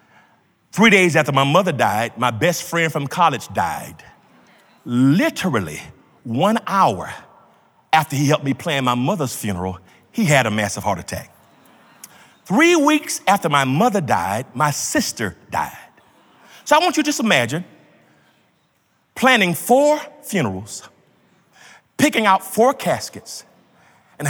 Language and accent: English; Georgia, United States; When I grew up in Georgia